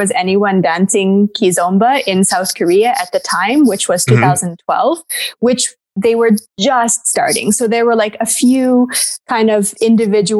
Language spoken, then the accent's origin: English; Canada; moved away as an adult; back to Canada, my home country